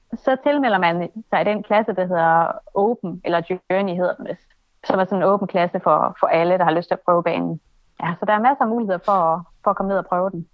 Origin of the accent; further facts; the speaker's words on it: Aalborg, North Denmark Region, Denmark; Jeg kommer fra Aalborg